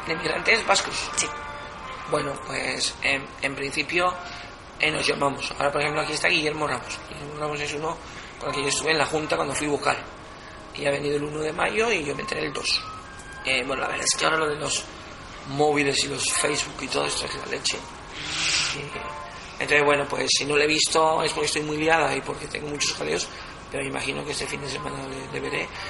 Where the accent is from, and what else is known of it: Venezuela; born or raised there; moved away as an adult; now in Galdakao, Spain